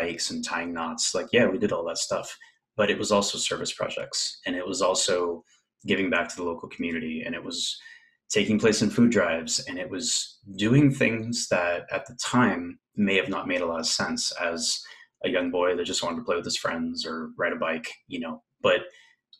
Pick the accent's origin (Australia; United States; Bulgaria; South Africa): United States; West Covina, California; moved away as an adult; now in Bay Area, United States; I was born in West Covina, California. So Southern California, kind of outside of Los Angeles area. Lived there for quite a bit of my life